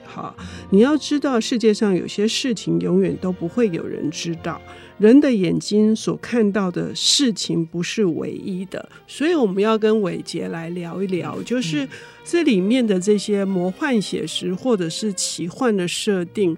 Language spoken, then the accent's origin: Chinese; Taipei, Taiwan; 我们在台北长大的